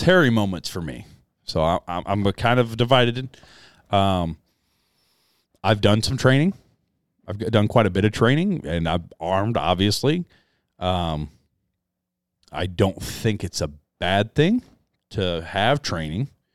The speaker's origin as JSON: {"language": "English", "country": "United States", "tie": "born or raised there", "said": "I was born as an American."}